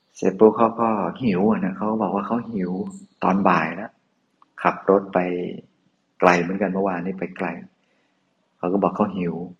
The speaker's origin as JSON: {"language": "Thai", "region": "Northern Thailand", "country": "Thailand", "said": "หลวงพี่เป็นคนเหนือนะ"}